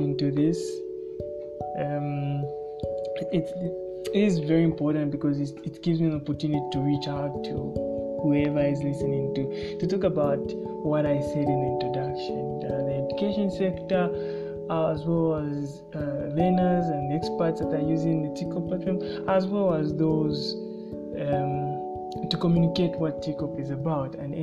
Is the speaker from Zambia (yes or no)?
yes; Luanshya, Copperbelt Province, Zambia; moved away as an adult; now in Kalulushi, Zambia; Luansha in the Copper Belt, that's where I was raised